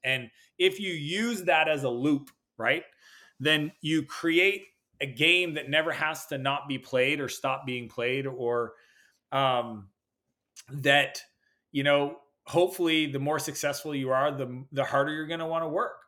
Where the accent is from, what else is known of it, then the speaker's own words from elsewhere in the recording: Canada; I'm Canadian, spend a lot of time in the U S